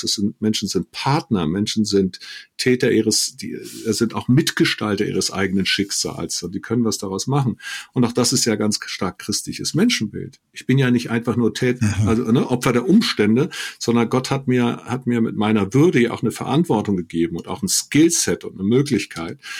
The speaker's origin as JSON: {"language": "German", "country": "Germany", "said": "Deutscher bin ich, weil ich zu einer Tradition, einer Kultur, einem Rechtsstaat, einem System Ja sage"}